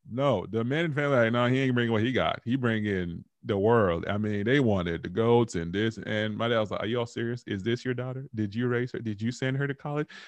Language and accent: English; Dallas, Texas, United States; I'm like, look, I grew up in Dallas, Texas, ma'am